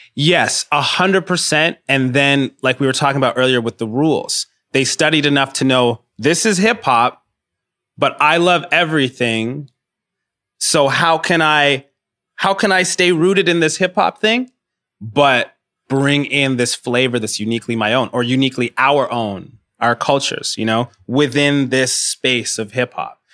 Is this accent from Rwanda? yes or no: yes; Rwanda; now in Toronto, Canada; I'm from Rwanda